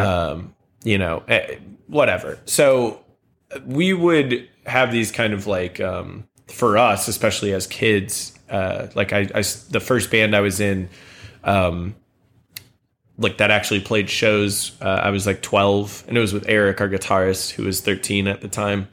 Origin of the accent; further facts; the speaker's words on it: St. Charles, Missouri, United States; I grew up in Saint Charles, which is right outside of Saint Louis